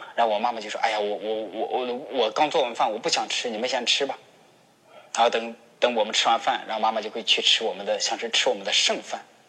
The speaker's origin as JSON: {"language": "Chinese", "country": "China", "said": "我们中国人"}